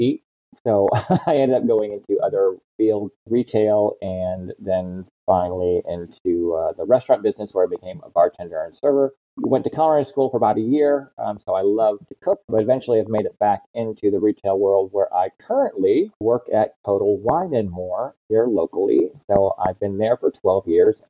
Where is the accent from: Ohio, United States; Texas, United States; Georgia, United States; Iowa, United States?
Ohio, United States; now in Port St. Lucie, United States; I'm originally from Ohio in a very small town up in the northwest corner. My hometown had 3,000 people in it when I left